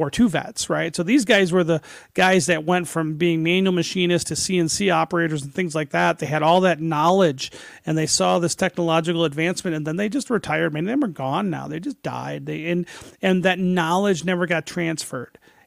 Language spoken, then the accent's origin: English; Detroit, Michigan, United States; I grew up in Detroit.